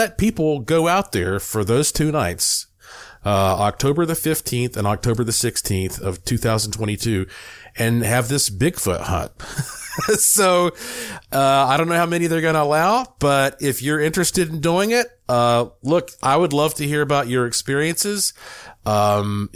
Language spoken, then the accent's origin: English; Western North Carolina, United States; also born or lived in Buncombe County, North Carolina; I'm from Western North Carolina